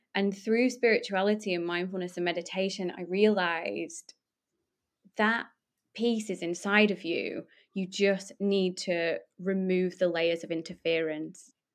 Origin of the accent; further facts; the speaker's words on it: Poulton-le-Fylde, North West England, United Kingdom; I'm from Lancashire.